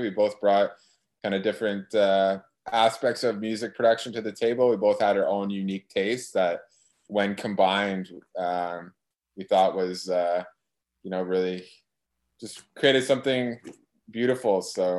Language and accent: English; Ottawa, Ontario, Canada; now in Halifax, Canada; So I was at Dalhousie. I moved from Ottawa